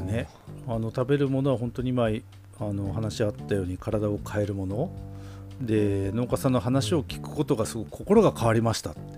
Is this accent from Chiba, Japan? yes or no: no; Obihiro, Hokkaido, Japan; 北海道帯広僕らの地元の十勝帯広